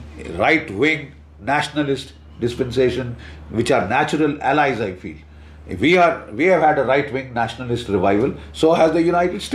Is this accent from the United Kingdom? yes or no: no; India; as an Indian military analyst